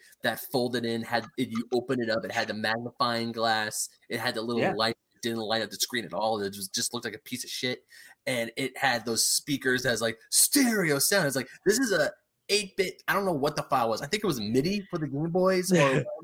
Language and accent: English; Diamond Bar, California, United States; also born or lived in Murrieta, California; when I moved to my hometown of Diamond Bar, my next door neighbor in kindergarten, she had an SNES.